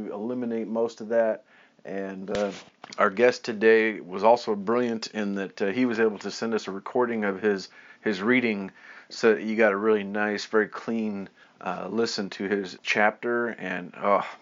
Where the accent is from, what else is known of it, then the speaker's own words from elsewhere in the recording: Kansas City, United States; down here to my hometown